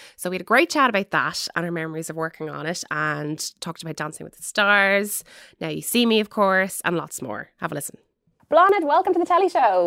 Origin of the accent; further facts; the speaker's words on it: Dublin, Leinster, Ireland; I'm from Dublin.